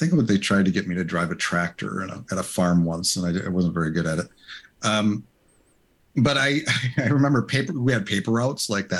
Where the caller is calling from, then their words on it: West Allis, Wisconsin, United States; I am hailing from West Dallas, actually, Wisconsin, by Milwaukee, a little suburb of Milwaukee.